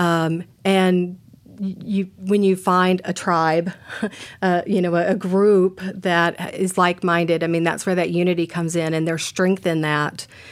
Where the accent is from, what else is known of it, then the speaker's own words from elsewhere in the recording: Texas, United States; moved away as an adult; now in Portland, United States; growing up in Texas